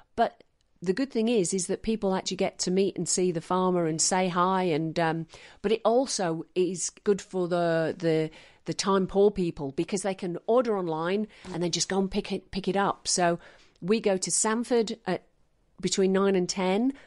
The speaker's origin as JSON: {"language": "English", "town": "Manchester", "region": "North West England", "country": "United Kingdom", "tie": "born or raised there", "also_born_or_lived": "Western Australia", "moved": "yes", "lives_now": "Stanthorpe, Australia", "said": "I grew up in Manchester"}